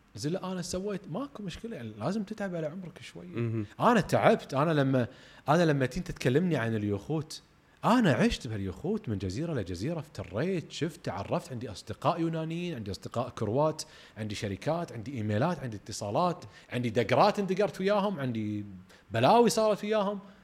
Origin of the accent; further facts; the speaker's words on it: Kuwait; احنا ككويتيين او خليجيين